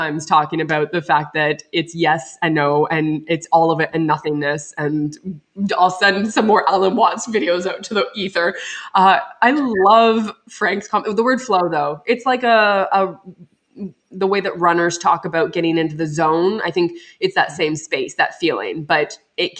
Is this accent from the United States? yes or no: no; Canada; being Canadian